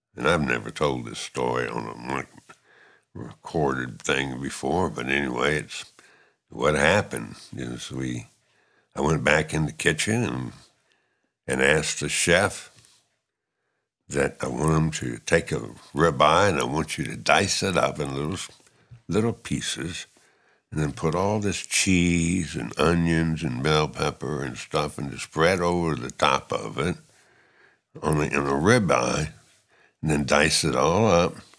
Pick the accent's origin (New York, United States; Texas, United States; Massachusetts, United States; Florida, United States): Florida, United States; Miami; moved away as an adult; now in Lafayette, United States; I'm born and raised in Miami.